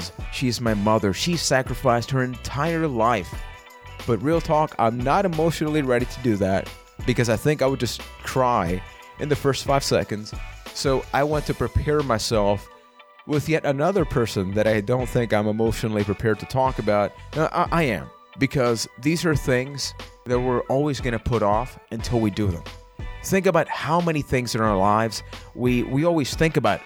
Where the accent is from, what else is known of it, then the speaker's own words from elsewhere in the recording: Puerto Rico; I am from Puerto Rico